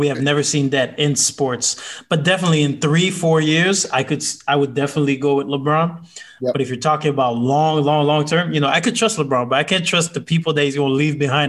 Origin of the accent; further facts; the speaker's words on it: Canada; being a Canadian